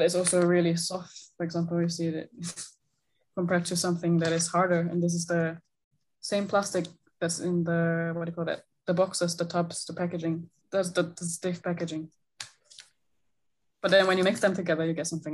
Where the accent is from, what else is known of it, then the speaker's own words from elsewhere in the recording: Singapore; moved away; also born or lived in Gothenburg; I'm from Singapore, and that is basically summer all the time, hot all the time.